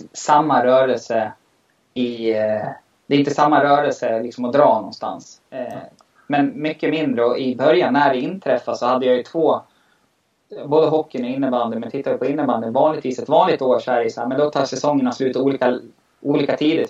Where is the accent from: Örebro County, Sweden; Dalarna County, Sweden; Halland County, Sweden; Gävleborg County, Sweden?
Dalarna County, Sweden; Mora; accent: dalmål; moved away; also born or lived in Stockholm; … kallades jag då eftersom mitt dalmål